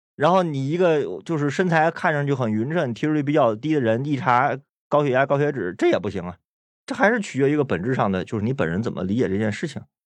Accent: China; 我们中国人所过的春节、中秋节等等各种节日

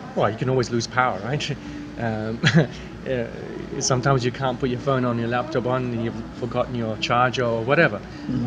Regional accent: King's Lynn, East of England, United Kingdom; I come from England, a place called King's Lynn

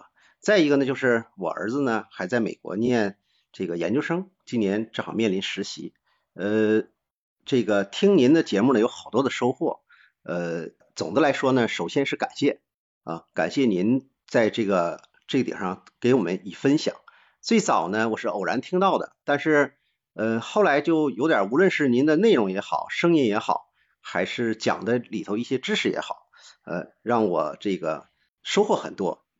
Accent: Dalian, Liaoning, China; 那么呃我是大连人。

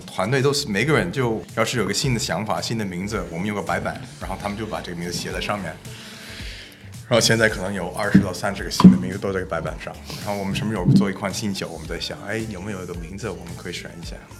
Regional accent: Toronto, Ontario, Canada; Chinese is a second language; now in Beijing, China; 我是来自加拿大，呃，嗯。我在多伦多出生的

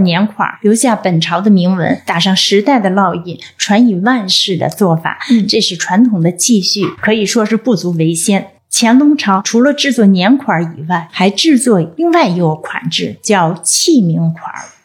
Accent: China; 我们中国人

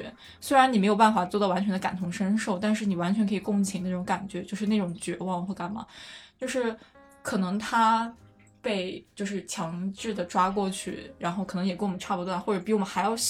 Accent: near Xuzhou, Jiangsu, China; moved away as an adult; now in Japan; 徐州其实离我家开车只要三十分钟。

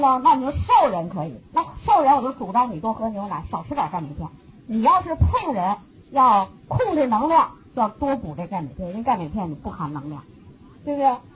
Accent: China; 我们中国人

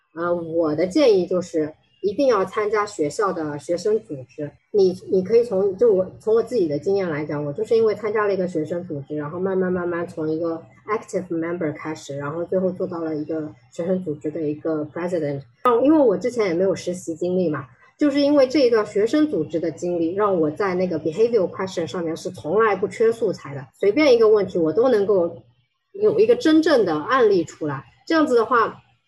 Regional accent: China; 我们中国人可能也不是特别喜欢夸自己

